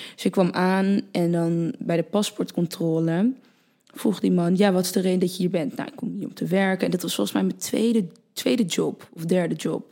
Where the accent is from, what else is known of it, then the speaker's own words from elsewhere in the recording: Purmerend, North Holland, Netherlands; also born or lived in Utrecht; Toen ben ik naar Purmerend verhuisd. Toen ben ik eh, ja, gewoon eh, basisschool, middelbare school, et cetera